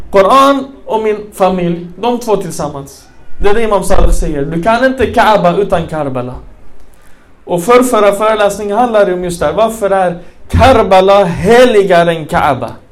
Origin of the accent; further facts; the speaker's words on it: Malmö, Skåne, Sweden; Jag är uppväxt i Rosengård, alla muslimer.